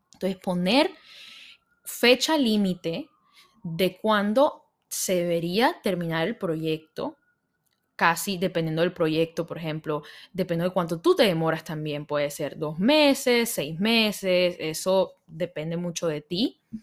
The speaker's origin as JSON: {"language": "Spanish", "town": "Barranquilla", "region": "Atlántico", "country": "Colombia", "tie": "born or raised there", "moved": "yes", "said": "donde yo vivía, donde yo crecí, en Barranquilla, en Colombia"}